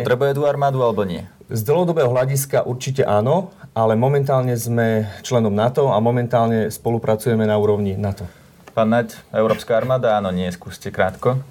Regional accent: eastern Slovakia, Slovakia; ja pochádzam osobne z východného Slovenska

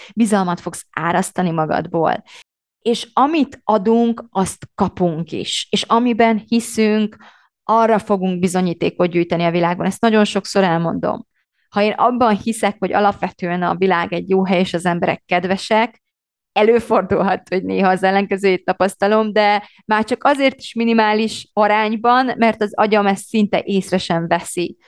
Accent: Romania; moved away as an adult; now in Hungary; én Romániában nőttem fel, körülbelül nem is tudom, 20 éves koromig

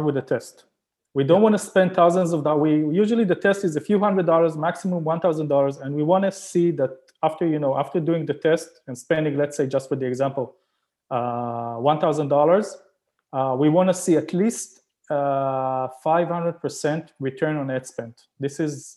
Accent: Israel; moved away as an adult; now in Canada; I'm originally from Israel

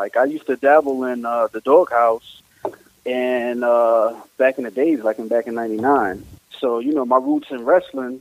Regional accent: New York City, New York, United States; I'm from Bushwick actually. I'm from the south side of Bushwick, down there by Bushwick and Schaefer

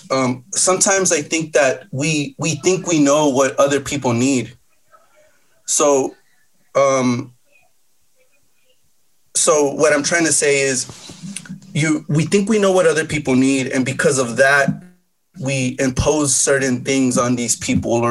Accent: United States; born there; I'm a, I'm an American. Um, I, I was born here. I'm a citizen, um, and I, I love the United States as well.

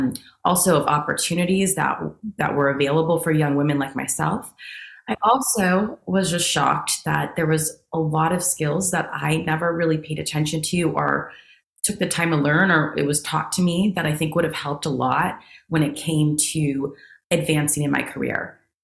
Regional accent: San Jose, California, United States; because I'm from the Bay Area. I grew up in San Jose, California.

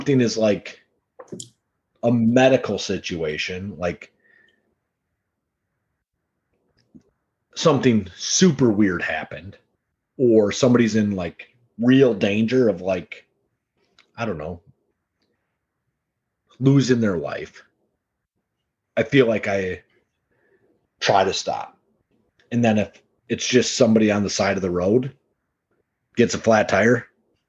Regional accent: Wisconsin, United States; guys from Wisconsin

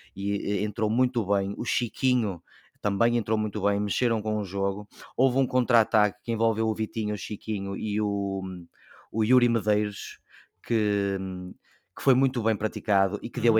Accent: Braga, Norte, Portugal; enquanto bracarense

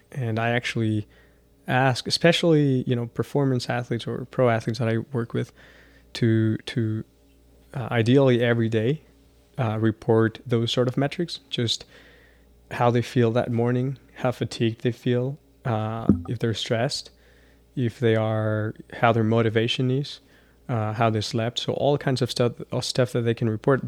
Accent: Chihuahua, Mexico; now in El Paso, United States; growing up in Chihuahua and then traveling all around the world

